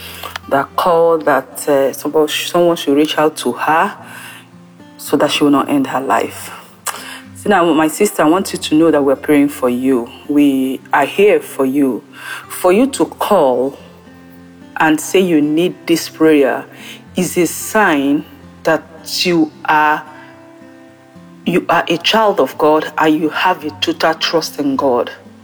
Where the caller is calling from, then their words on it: France; I'm calling in from France.